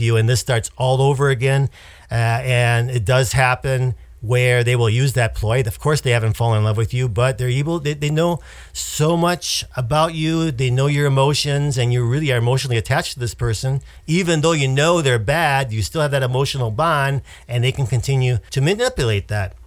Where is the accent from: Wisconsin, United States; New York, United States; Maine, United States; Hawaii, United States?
Wisconsin, United States; moved away; the Midwest, Wisconsin, where my my family lives